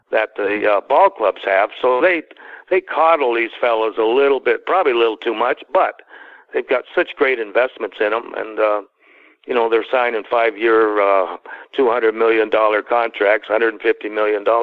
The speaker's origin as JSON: {"language": "English", "town": "Toronto", "region": "Ontario", "country": "Canada", "tie": "born or raised there", "moved": "as an adult", "said": "growing up in Canada"}